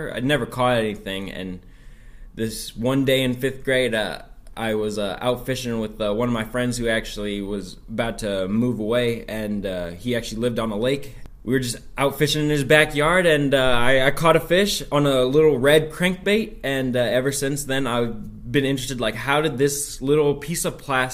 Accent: Chapel Hill, North Carolina, United States; now in Oregon, United States; I'm actually from Chapel Hill, North Carolina

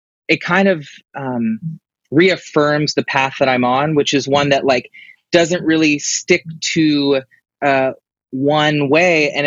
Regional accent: Nashville, Tennessee, United States; I grew up in Nashville, Tennessee

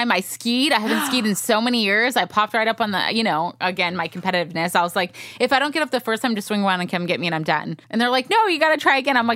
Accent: Georgia, United States; Yes, I'm from Georgia.

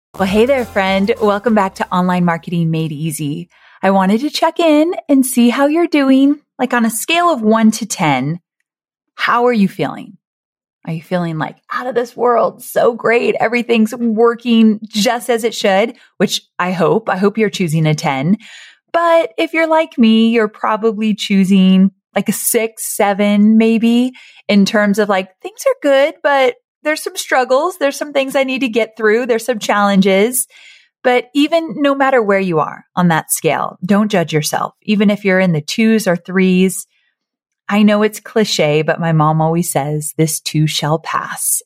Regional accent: Orange County, California, United States; moved away; I grew up in Orange County near L

